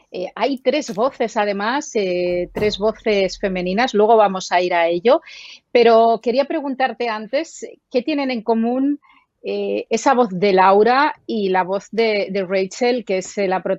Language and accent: Spanish; Barcelona, Catalonia, Spain; yo soy de Barcelona